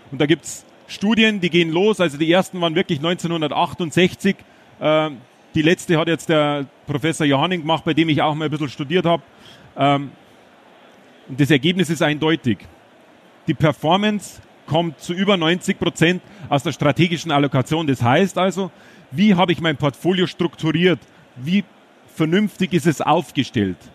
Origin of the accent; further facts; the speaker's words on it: Bavaria, Germany; Ich bin ein Bayer. Äh, Versuche aber einigermaßen so zu sprechen, dass Sie es auch verstehen hier in Dortmund.